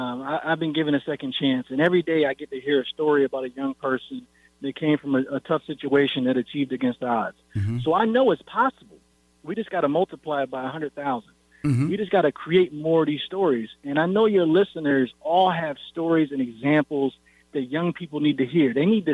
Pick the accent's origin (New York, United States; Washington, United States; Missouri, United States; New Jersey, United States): New York, United States; Syracuse; that's not what I saw growing up in Syracuse, New York.